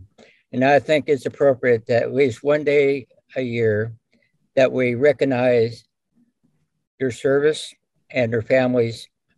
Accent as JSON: {"language": "English", "town": "Fort Dodge", "region": "Kansas", "country": "United States", "tie": "born or raised there", "said": "I was raised in Fort Dodge, Kansas, the Kansas Soldiers Home, because my father could not maintain a job after the service."}